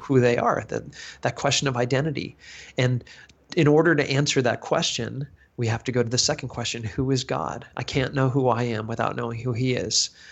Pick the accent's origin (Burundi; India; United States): United States; accent: American; my American accent